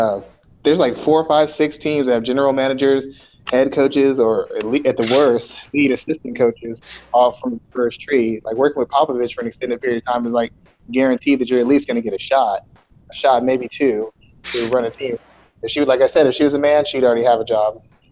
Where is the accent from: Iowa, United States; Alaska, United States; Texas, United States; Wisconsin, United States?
Texas, United States; San Antonio; I'm from San Antonio